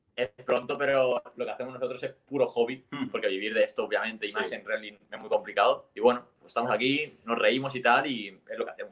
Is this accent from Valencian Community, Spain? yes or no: yes; Elche, Valencian Community, Spain; Nosotros somos de Elche, un, una ciudad eh, cerca de, Alicante.